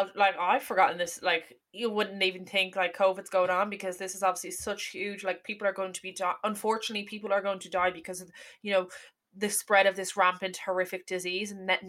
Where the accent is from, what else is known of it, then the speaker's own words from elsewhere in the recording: Ireland; this makes us more aware anyway, as Irish people anyway, to be more aware of geopolitics